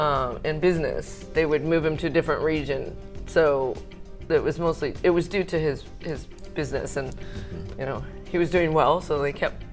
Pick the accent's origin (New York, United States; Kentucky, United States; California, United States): California, United States; Manteca; born there; I was born in California, Manteca, actually, which is this tiny little farming town.